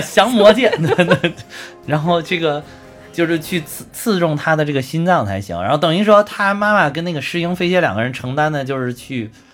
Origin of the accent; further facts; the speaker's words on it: China; 我们中国人